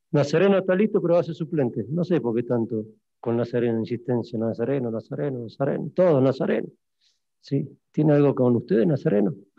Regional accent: Argentina; moved away; nosotros como argentinos

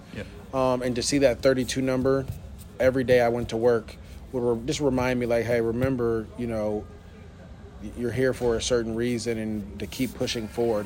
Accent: East Bay, Bay Area, California, United States; I grew up in the Bay Area, so I grew up in the East Bay

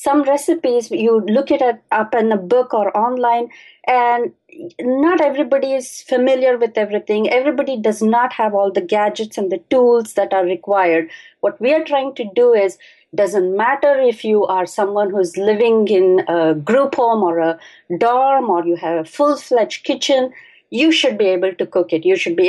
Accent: Bangalore, Karnataka, India; I was born and I grew up in Bangalore, and that's in India

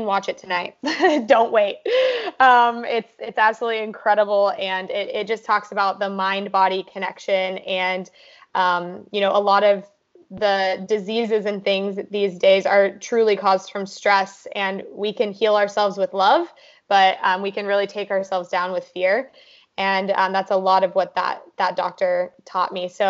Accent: Kansas, United States; moved away as an adult; also born or lived in California; now in Austin, United States; growing up in Kansas

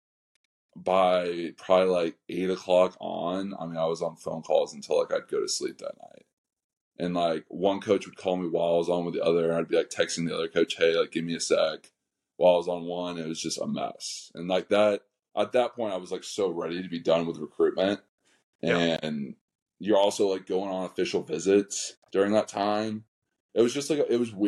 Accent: Houston, Texas, United States; moved away as an adult; I'm from Houston

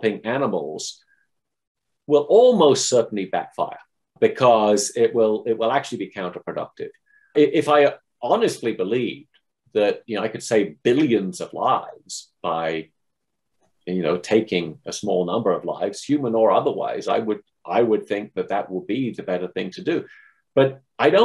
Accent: England, United Kingdom; moved away as an adult; now in United States; I grew up in England and then went to the States, or came to the States for graduate school, and I've stayed here.

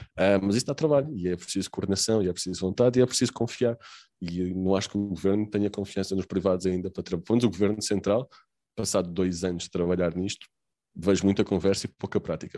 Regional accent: Lisbon, Portugal; Eu sou de Lisboa

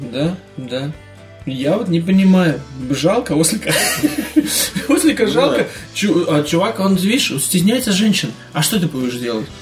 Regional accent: Riga, Latvia; Из моего родного города, из Риги

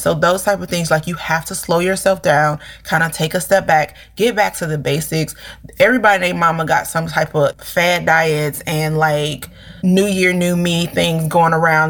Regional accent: St. Louis, Missouri, United States; we're from St. Louis

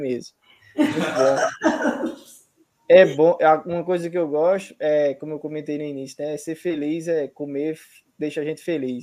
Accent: Paraíba, Brazil; eu sou da Paraíba

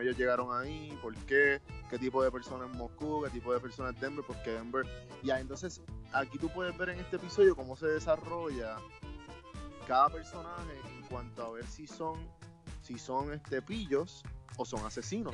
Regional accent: Puerto Rico; Nosotros como boricuas jíbaros y colonizados

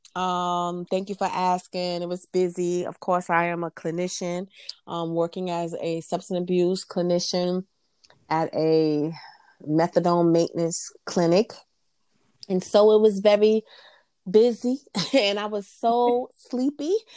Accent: New York City, New York, United States; moved away as an adult; now in Virginia, United States; I was born and raised in New York City and Queens

